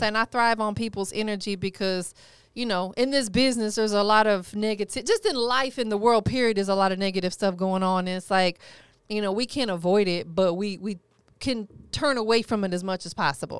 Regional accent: Florida, United States; I'm from Florida

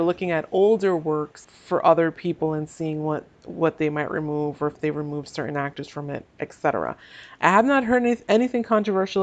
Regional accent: Northeast of the US, United States; I am from the Northeast of the US. We tend to talk fast here.

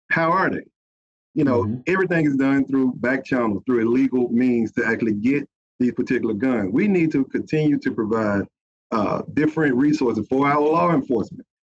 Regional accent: Bessemer, Alabama, United States; I am from Bessemer. You know, I grew up there

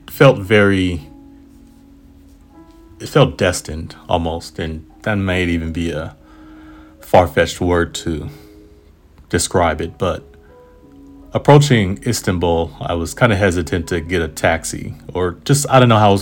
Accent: United States; Yeah, I am

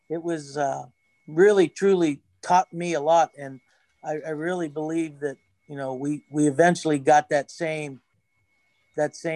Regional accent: Jeannette, Pennsylvania, United States; we're in Jeannette, we're from Jeannette, and we're women

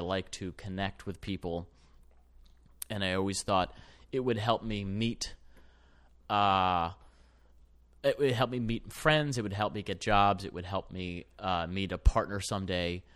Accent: Ann Arbor, Michigan, United States; I grew up in Ann Arbor

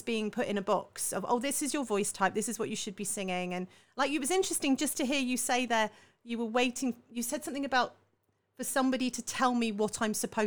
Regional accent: Salisbury, South West England, United Kingdom; down south where I grew up in Salisbury

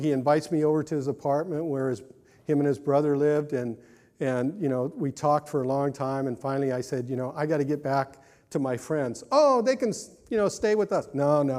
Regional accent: California, United States; And, you know, I was raised Catholic. I came from Southern California when the Jesus movement was really starting to take off.

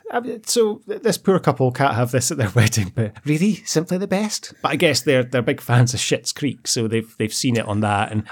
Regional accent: Glasgow, Scotland, United Kingdom; I'm from Glasgow, and I've heard … played at hundreds of venues.

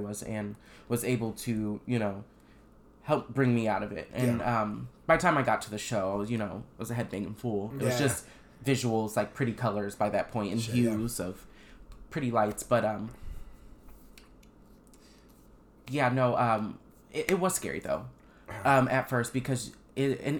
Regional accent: Missouri, United States; moved away; I'm from Missouri

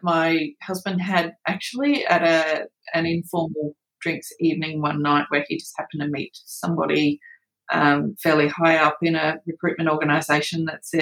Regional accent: Western New South Wales, Australia; moved away as an adult; also born or lived in United Kingdom; now in Queensland, Australia; not being from Queensland, you know, I'm from Western New South Wales

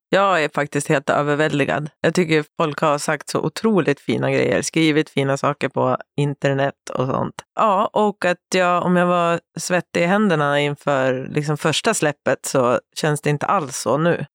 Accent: Sundsvall, Västernorrland County, Sweden; moved away as an adult; now in Stockholm, Sweden; jag har ju bott i Stockholm halva mitt liv, men jag kommer från Sundsvall. Så jag flyttade väl till Stockholm när jag var 19, 20

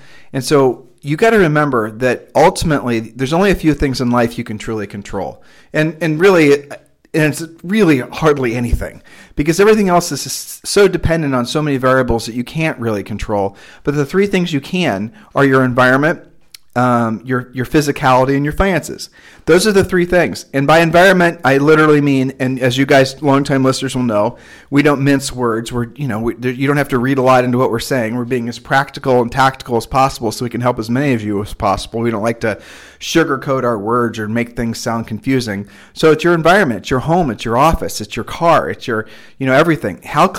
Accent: Ohio, United States; also born or lived in Nevada / Texas; And we're originally from Ohio, and she had allergies there.

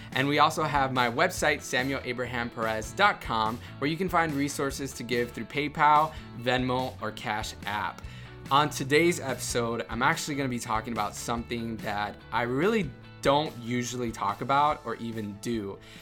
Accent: Miami, Florida, United States; I grew up in Miami and it was all about, you know, macho Cubanism

